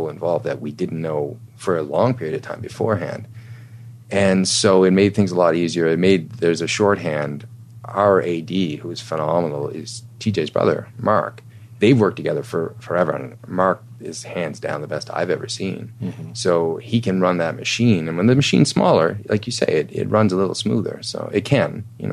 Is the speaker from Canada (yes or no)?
yes; Canada